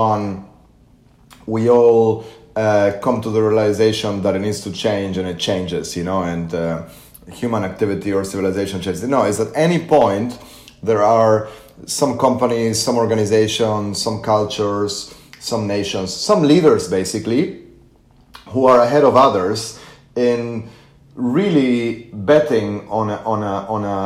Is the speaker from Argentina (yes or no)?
yes; Argentina; I come from Argentina